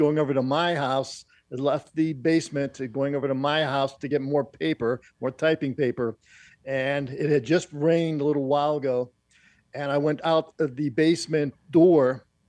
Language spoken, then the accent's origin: English; Pittsburgh, Pennsylvania, United States; I grew up in the Pittsburgh area.